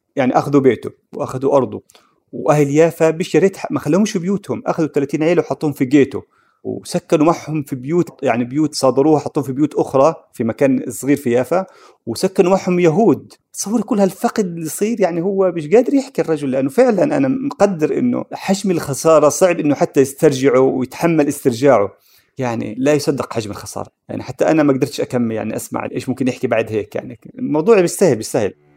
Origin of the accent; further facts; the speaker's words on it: Palestine; كان في منتجات عندنا في القدس في نابلس